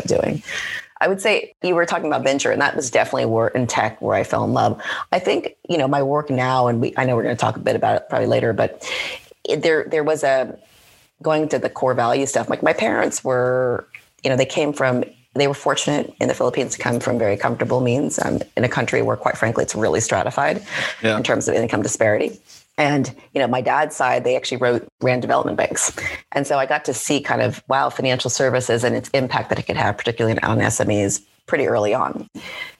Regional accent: Huntington Beach, California, United States; I grew up in Southern California in Huntington Beach

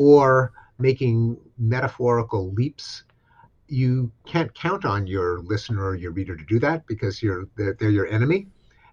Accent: Canada; something I'm familiar with as a Canadian

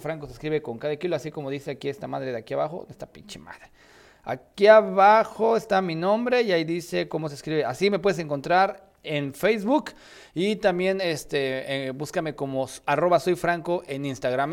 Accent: Mexico; aquellos que somos mexicanos

